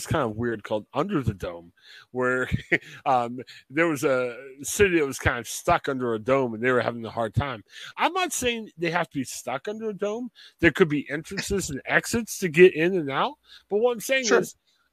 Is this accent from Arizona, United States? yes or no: no; Ohio, United States; we're from Ohio